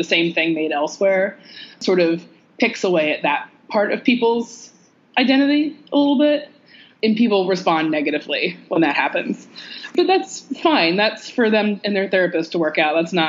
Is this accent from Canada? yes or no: no; Georgia, United States; moved away as an adult; also born or lived in Northeast United States; now in Northeast, United States; I'm from Georgia.